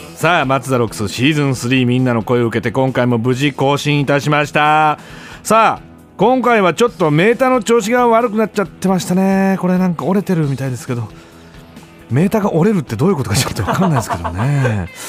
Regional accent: Gifu, Japan; now in Tokyo, Japan; 俺限界集落出身

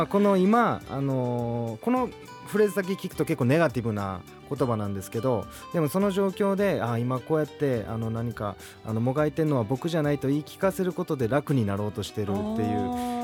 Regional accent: Osaka, Japan; moved away as an adult; now in Tokyo, Japan; 僕地元大阪なんで

